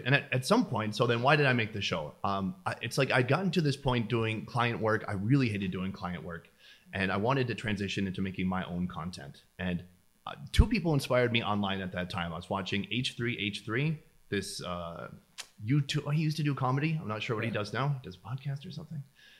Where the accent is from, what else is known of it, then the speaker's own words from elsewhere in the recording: St. Cloud, Minnesota, United States; So I come from Minnesota, originally St. Cloud, Minnesota.